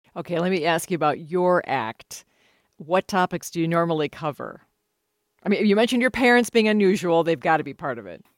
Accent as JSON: {"language": "English", "town": "Minneapolis", "region": "Minnesota", "country": "United States", "said": "You're from uh, the South Side of Minneapolis, as am I."}